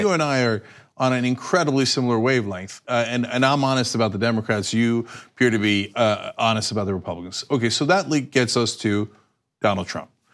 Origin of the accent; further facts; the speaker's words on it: United States; as an American